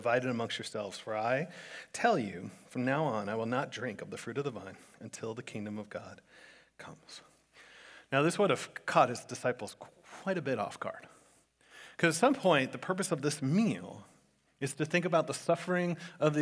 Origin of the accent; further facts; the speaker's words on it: South Florida, United States; growing up in South Florida, I've been to like 1,000 bar mitzvahs and bat mitzvahs